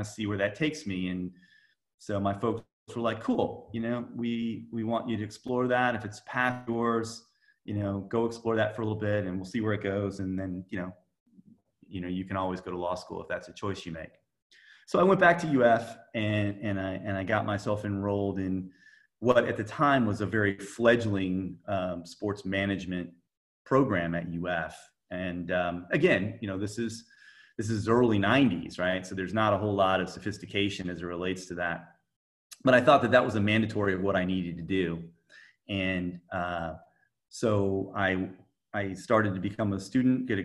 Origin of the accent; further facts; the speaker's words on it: Dunedin, Florida, United States; also born or lived in Gainesville, Florida; I grew up in Dunedin, Florida, right by Clearwater, Tampa Bay area.